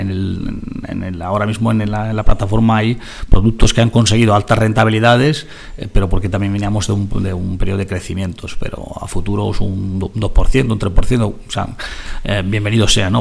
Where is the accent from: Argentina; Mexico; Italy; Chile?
Italy; Spanish is a second language; now in Spain; el país de, la, de donde nací, en Italia